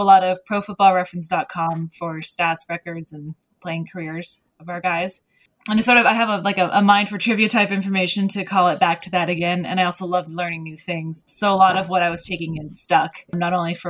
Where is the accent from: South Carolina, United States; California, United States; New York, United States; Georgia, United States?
California, United States; Bay Area; I grew up in the Bay Area